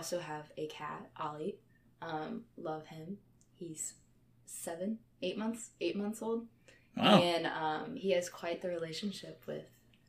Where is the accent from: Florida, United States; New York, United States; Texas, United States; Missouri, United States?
Missouri, United States; St. Charles; I am a junior. I am from St. Charles, Missouri, and not St. Louis, because I will get yelled at if I say I'm from St. Louis.